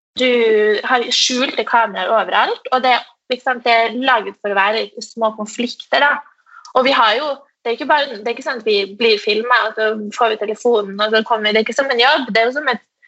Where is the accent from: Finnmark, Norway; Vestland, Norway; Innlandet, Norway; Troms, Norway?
Troms, Norway; Tromsø; jeg kommer fra Tromsø, uh, som er en liten by oppe i nord